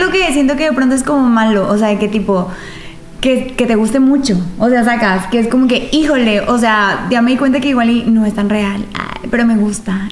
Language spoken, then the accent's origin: Spanish; Mexico; vivimos en una eh, como sociedad mexicana